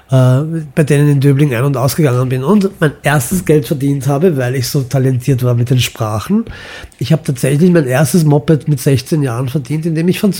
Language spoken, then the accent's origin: German; Imotski, Split-Dalmatia County, Croatia; born there; Also mein Vater ist in Mostar geboren, meine Mutter mhm. in Belgrad, das ist Süddalmatien, und ich bin in Imotski geboren.